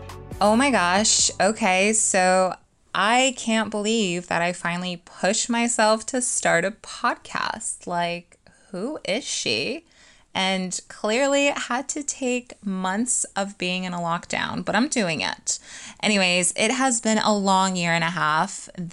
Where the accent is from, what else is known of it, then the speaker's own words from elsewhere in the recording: Poland; moved away; when you're in Poland. I'm going to focus mainly on my home country as it holds a lot of sentiment to my heart